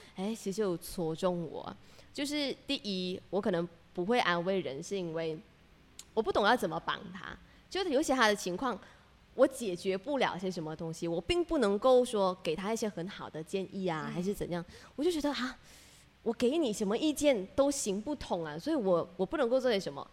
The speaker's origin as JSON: {"language": "Chinese", "country": "Malaysia", "accent": "Malaysian", "said": "我们我们埋下的乡音在聊， 真的讲讲下的时候，就那一种马来西亚的腔调全部跑出来。"}